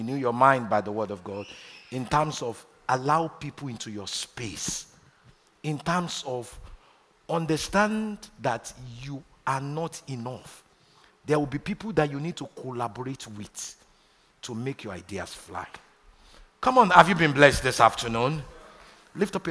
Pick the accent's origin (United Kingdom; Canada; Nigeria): Nigeria; moved away as an adult; I'm a proud Nigerian. I was born in Nigeria. Spent the first 28 years of my life in Nigeria